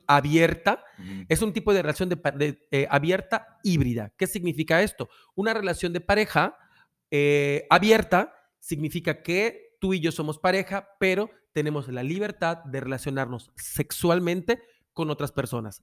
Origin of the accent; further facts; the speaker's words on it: Yucatán, Mexico; los que somos yucatecos